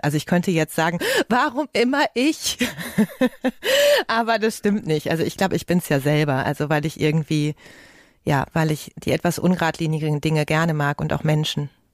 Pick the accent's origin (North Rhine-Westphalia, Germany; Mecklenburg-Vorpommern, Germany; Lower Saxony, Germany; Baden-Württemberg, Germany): North Rhine-Westphalia, Germany; Ruhr area; Ich komme ja aus dem Ruhrgebiet